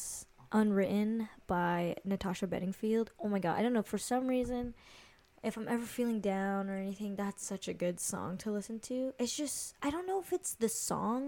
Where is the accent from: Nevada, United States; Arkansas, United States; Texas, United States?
Nevada, United States; Las Vegas; also born or lived in Hawaii; Being raised here